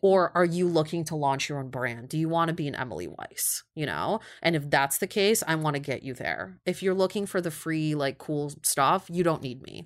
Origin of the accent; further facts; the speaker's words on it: Kyiv, Ukraine; also born or lived in Cleveland, Ohio; now in New York, United States; born and raised in Kyiv